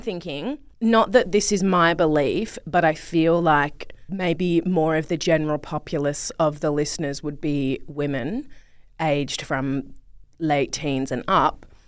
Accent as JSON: {"language": "English", "town": "Perth", "region": "Western Australia", "country": "Australia", "tie": "born or raised there", "moved": "yes", "lives_now": "Melbourne, Australia", "said": "I grew up in Perth, Western Australia"}